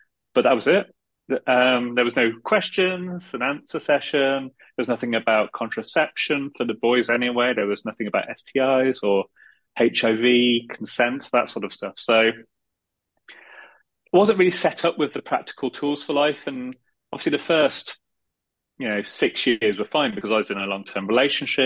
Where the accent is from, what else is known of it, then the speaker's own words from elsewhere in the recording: Midlands, United Kingdom; moved away as an adult; also born or lived in London; I grew up in the Midlands in the UK